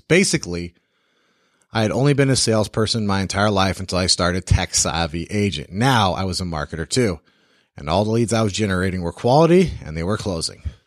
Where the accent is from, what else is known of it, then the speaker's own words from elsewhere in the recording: the South, United States; I am also from the South and I talk slow.